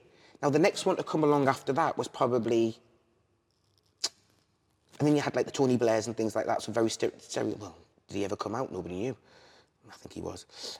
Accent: Liverpool, North West England, United Kingdom; because I'm actually a Scouser, which you would never know.

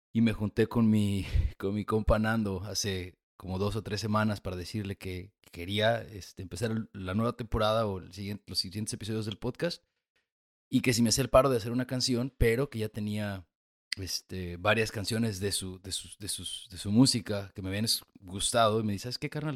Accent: Mexico; moved away; also born or lived in United States / Chile; yo, venía de los Estados Unidos, aunque soy mexicano

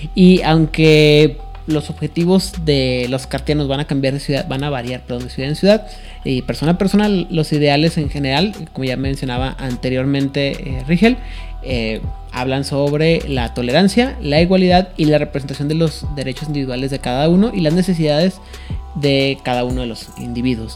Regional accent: Mexico; soy mexicano

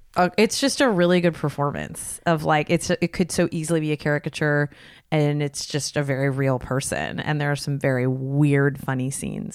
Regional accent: Los Gatos, California, United States; my hometown, Los Gatos

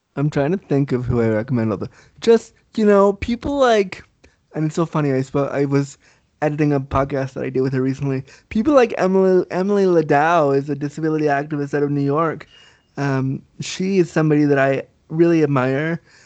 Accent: Canada; also born or lived in Laguna Beach, California; I was raised Canadian, so I was raised with the snow.

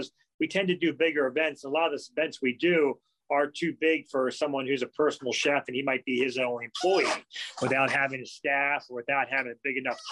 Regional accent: Howard County, Maryland, United States; And I was born and raised in Howard County. I'm one of the few.

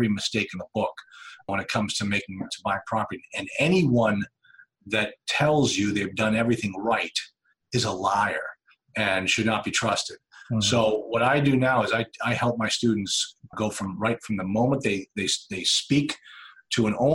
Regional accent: Nashua, New Hampshire, United States; also born or lived in Duxbury, Massachusetts; I grew up here in Nashville, New Hampshire

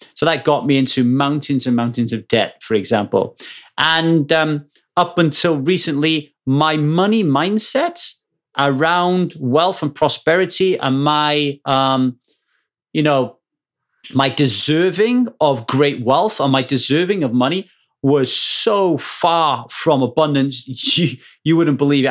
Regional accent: Ogmore Vale, Wales, United Kingdom; moved away; where I grew up in Ogmore Vale

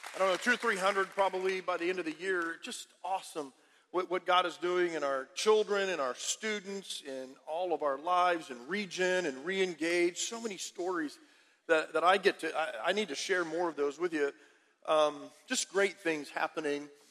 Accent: Harlingen, Texas, United States; I'm from Harlingen, about 25 minutes away or so

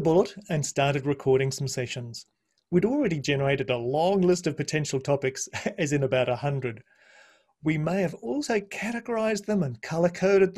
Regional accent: Brisbane, Queensland, Australia; also born or lived in New Zealand; I was born and bred in Brisbane

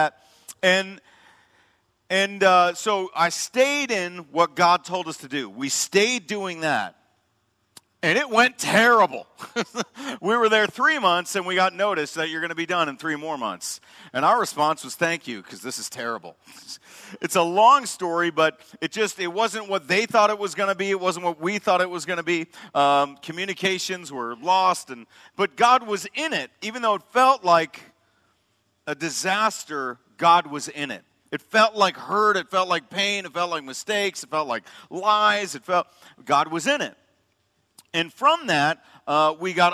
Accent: Chicago, Illinois, United States; moved away as an adult; also born or lived in Madison, Wisconsin; I grew up in the South Suburbs, South Side Pride

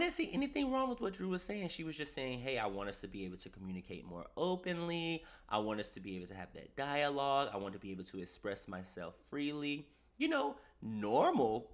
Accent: East Coast, United States; I'm a man and I'm from the East Coast

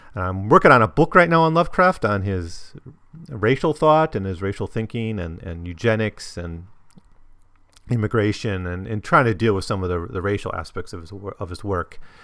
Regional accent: Wisconsin, United States; i was from Wisconsin

